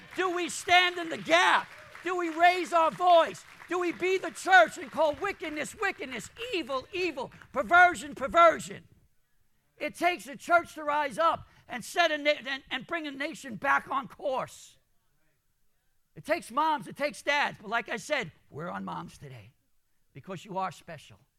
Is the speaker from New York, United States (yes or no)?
yes; New York City, New York, United States; also born or lived in Jamaica, Queens, New York; I grew up in Brooklyn. I, um, I was born in Jamaica, Queens.